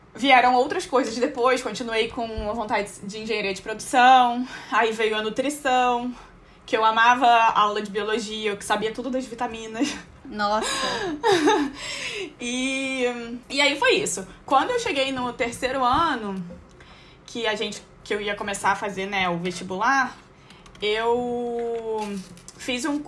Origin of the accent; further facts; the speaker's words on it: Niterói, Rio de Janeiro, Brazil; moved away as an adult; also born or lived in Jaraguá do Sul; eu sou de Niterói, mas eu estudava no Rio, que era no Jacaré